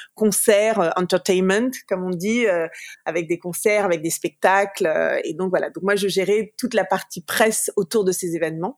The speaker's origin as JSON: {"language": "French", "town": "Paris", "region": "Île-de-France", "country": "France", "tie": "born or raised there", "moved": "as an adult", "lives_now": "United States", "said": "je suis née, j'ai grandi à Paris"}